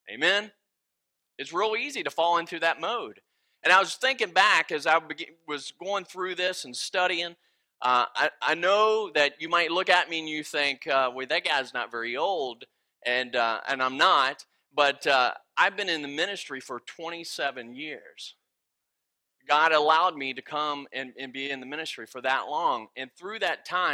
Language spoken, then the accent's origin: English; West Virginia, United States; moved away; I am originally from West Virginia area, and the grammar's a little bit different and the words.